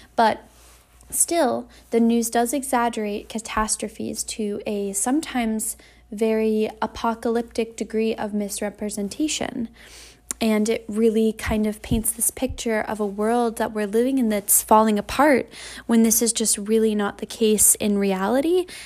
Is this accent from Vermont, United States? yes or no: yes; Vermont, United States; now in Massachusetts, United States; I was born in a small town in Massachusetts. I grew up in Vermont